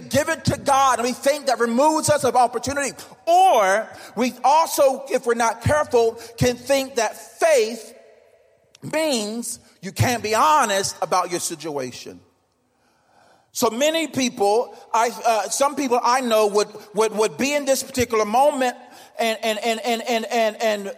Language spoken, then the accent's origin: English; North Carolina, United States; I grew up in church in Bible Belt in North Carolina